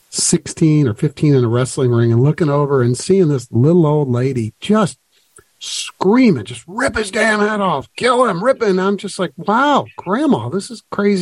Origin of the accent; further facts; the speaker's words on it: Kentucky, United States; I grew up in Kentucky